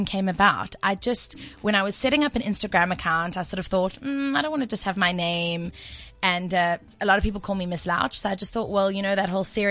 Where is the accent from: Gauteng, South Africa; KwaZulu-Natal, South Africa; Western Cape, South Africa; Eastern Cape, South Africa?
KwaZulu-Natal, South Africa; Durban; I'm from Durban originally